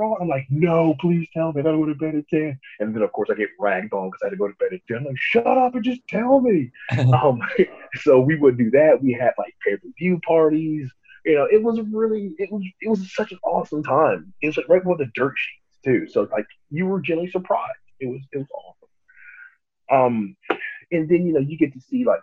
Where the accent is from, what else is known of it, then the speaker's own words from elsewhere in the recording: Atlanta, Georgia, United States; also born or lived in New York; So we just packed up and moved to Atlanta